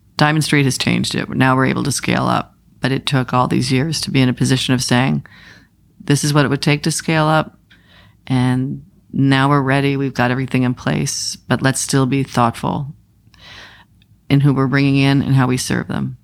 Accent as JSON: {"language": "English", "region": "Maine", "country": "United States", "said": "I'm from Maine"}